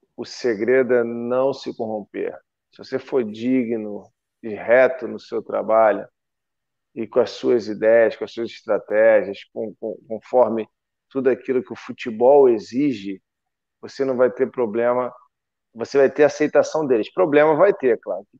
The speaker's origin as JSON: {"language": "Portuguese", "country": "Brazil", "said": "sou brasileiro"}